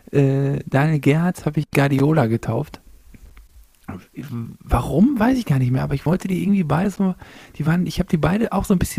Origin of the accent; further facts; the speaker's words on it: East Germany, Germany; born there; als geborener Ossi, habe ich so